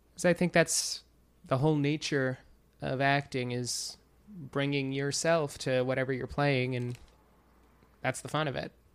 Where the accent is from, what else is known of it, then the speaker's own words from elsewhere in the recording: Wading River, New York, United States; moved away as an adult; now in New York City, United States; I am from Long Island. I grew up in Wading River, which is almost to the North Fork